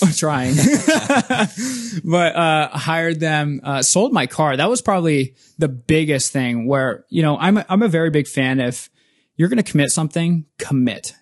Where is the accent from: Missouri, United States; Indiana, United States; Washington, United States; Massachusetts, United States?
Washington, United States; Spokane; moved away as an adult; now in Seattle, United States; in my hometown, Spokane, Washington.